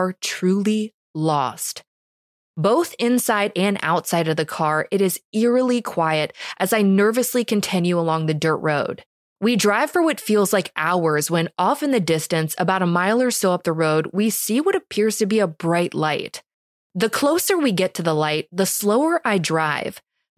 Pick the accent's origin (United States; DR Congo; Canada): United States; Minnesota; I'm originally from Minnesota, so moving out to the East Coast, I was desperate to latch on to any friendship I could manage